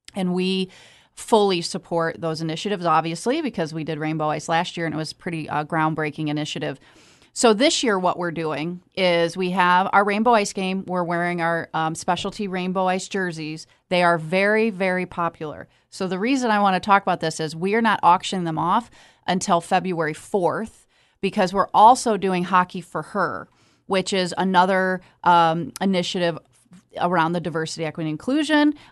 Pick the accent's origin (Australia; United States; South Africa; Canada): United States; Michigan; I've lived here all my life